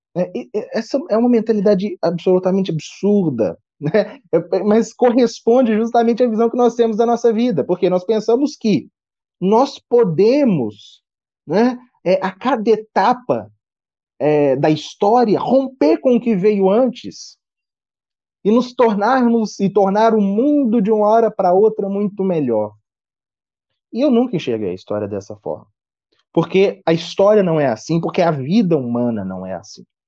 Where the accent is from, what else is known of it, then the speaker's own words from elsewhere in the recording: Brazil; nós somos brasileiros